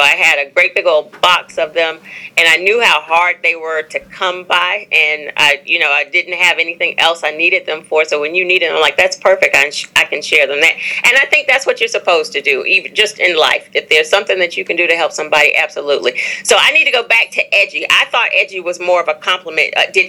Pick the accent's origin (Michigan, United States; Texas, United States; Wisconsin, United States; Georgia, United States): Georgia, United States; Atlanta; also born or lived in Brooklyn; now in Charlotte, United States; So I was born in Brooklyn, lived in Charlotte, then moved to Atlanta and in my early 20s when my daughter was very young. And so I always say that I grew up in Atlanta.